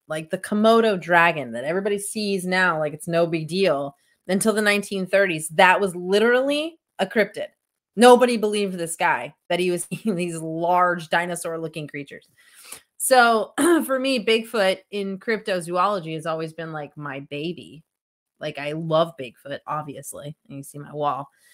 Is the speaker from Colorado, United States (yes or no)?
yes; Estes Park, Colorado, United States; also born or lived in Tucson, Arizona; growing up in Estes Park, Colorado